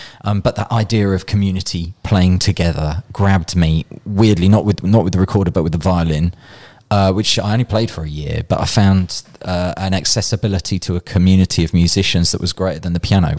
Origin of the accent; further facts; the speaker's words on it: Birmingham, West Midlands, United Kingdom; accent: Brummie; I grew up in Birmingham, so it's probably a Birmingham thing.